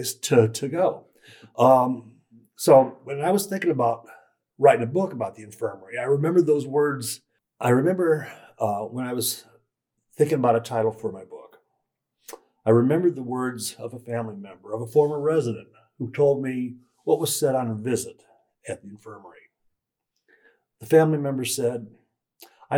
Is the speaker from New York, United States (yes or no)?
no; Carlisle Township, Ohio, United States; I was born in Carlisle Township